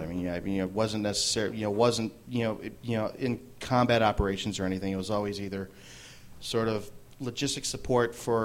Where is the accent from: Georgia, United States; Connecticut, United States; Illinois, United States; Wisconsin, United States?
Illinois, United States; Chicago; born and raised in Hermosa Park, which is just west of Logan Square